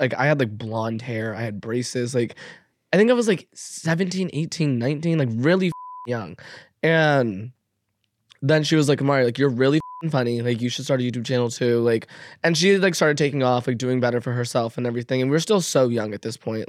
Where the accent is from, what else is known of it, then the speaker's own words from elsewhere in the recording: Las Vegas, Nevada, United States; moved away; I grew up in Vegas